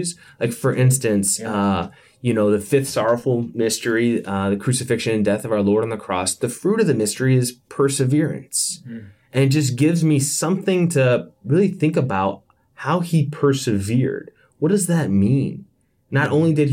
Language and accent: English; Yorktown, Virginia, United States; moved away; back home, back where I grew up in Yorktown, Virginia